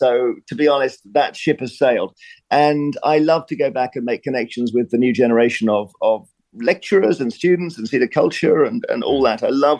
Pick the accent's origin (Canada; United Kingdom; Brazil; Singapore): United Kingdom; Cheam, London; moved away as an adult; also born or lived in Durham; I was brought up in Cheam in Surrey. It's a very, the word boring is not always negative, but it was a boring suburb of London. It was in London's shadow.